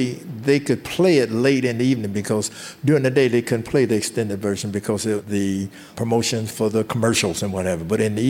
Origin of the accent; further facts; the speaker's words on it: Detroit, Michigan, United States; So, Barrett and I, we grew up together on the North End section of Detroit, so I knew Barrett.